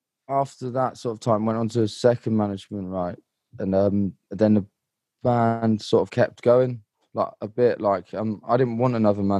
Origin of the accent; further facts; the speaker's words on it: London, United Kingdom; like, I come from London and everyone like pretty much hates me